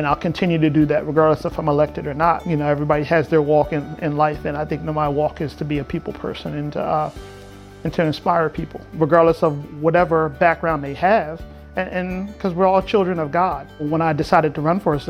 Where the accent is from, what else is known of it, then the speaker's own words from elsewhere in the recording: Ocean City, New Jersey, United States; I was born in Ocean City, New Jersey. The real Ocean City, not Ocean City, Maryland.